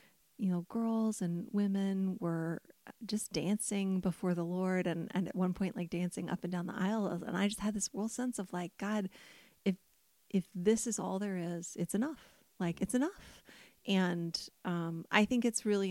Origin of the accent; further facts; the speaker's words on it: United States; as an American